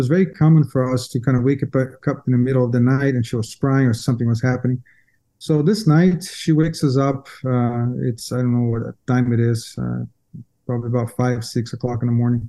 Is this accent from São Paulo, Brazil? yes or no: yes; São Paulo, Brazil; moved away; So I grew up in Brazil, São Paulo, okay. Brazil, most of my life